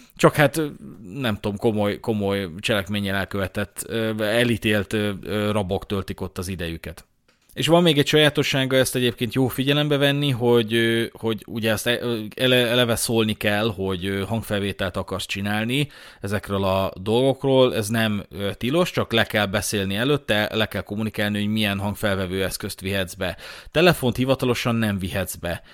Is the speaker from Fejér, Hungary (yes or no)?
no; Budapest, Hungary; budapesti vagyok